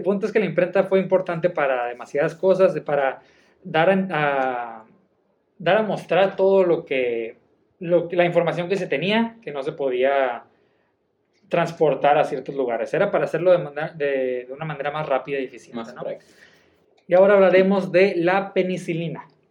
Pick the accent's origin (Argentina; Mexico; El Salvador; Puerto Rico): Mexico; soy mexicano